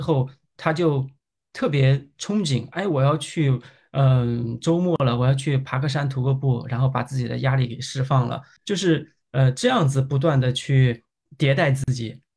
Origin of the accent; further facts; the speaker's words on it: Yangzhou, Jiangsu, China; now in Beijing, China; 我是扬州人